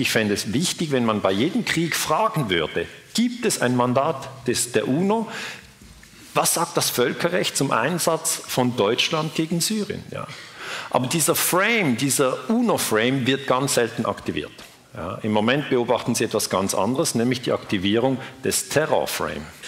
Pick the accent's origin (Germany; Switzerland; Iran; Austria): Switzerland; ich bin Schweizer